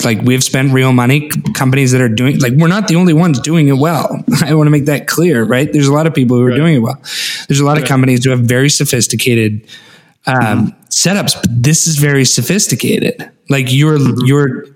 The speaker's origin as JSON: {"language": "English", "region": "Alaska", "country": "United States", "tie": "born or raised there", "said": "I grew up in Alaska"}